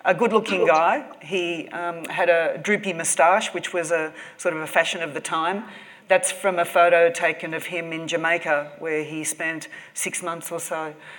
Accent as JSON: {"language": "English", "town": "Sydney", "region": "New South Wales", "country": "Australia", "also_born_or_lived": "Tahiti", "said": "I'm from Australia. I'm from Sydney, as you can tell from my accent, I say six."}